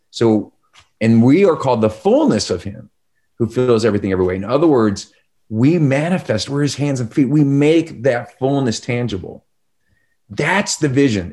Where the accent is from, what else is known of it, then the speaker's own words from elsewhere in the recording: Chicago, Illinois, United States; I'm from Chicago.